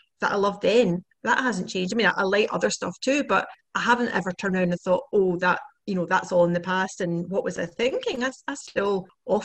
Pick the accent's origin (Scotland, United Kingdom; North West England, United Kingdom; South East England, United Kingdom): Scotland, United Kingdom; I always thought it was Scottish.